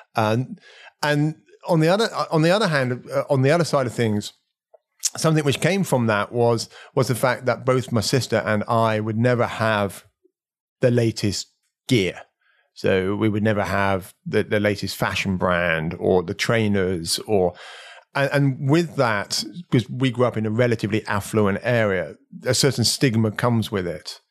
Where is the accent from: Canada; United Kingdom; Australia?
United Kingdom; Slough, South East England; I was born in Slough